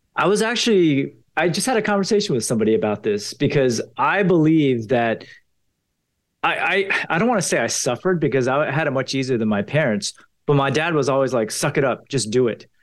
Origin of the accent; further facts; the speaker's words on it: Potomac, Maryland, United States; I grew up in Potomac, Maryland